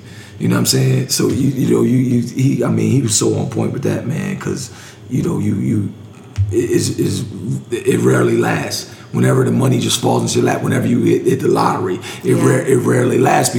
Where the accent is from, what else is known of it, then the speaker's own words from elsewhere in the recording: New Jersey, United States; So, I'm from New Jersey.